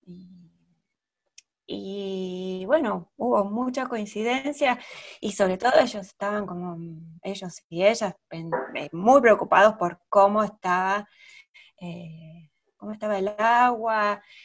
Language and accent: Spanish; Argentina; nuestra historia como argentina